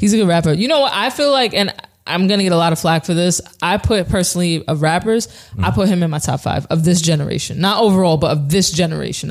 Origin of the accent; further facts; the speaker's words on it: New Rochelle, New York, United States; I'm from New Rochelle